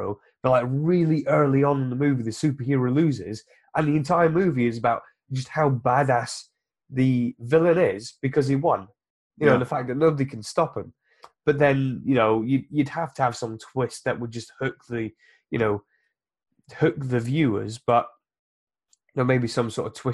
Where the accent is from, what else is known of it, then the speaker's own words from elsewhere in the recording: Biggleswade, East of England, United Kingdom; my hometown is called Biggleswade